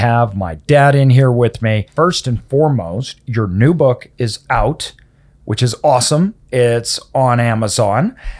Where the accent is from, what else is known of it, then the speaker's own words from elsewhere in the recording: Idaho, United States; me growing up in Idaho